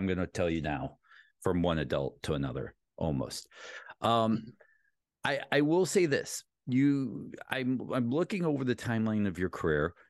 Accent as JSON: {"language": "English", "town": "Ellenwood", "region": "Georgia", "country": "United States", "tie": "born or raised there", "said": "I grew up in Ellenwood, Georgia, Clayton County area"}